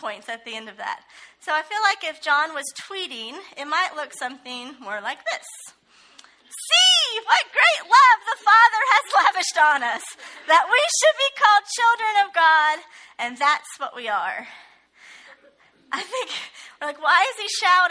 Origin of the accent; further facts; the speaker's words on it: Ohio, United States; moved away as an adult; I'm actually originally from Ohio